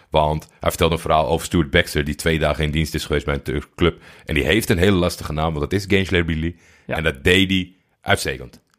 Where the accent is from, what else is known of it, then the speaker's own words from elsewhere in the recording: Haarlem, North Holland, Netherlands; born there; Uit Haarlem. Weten niet veel mensen. Ja, is nee. geboren in Haarlem.